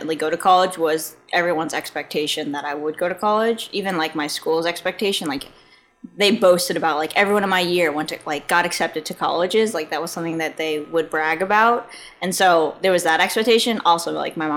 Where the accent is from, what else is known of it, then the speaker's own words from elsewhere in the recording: New York, United States; moved away as an adult; I grew up in New York where it was cold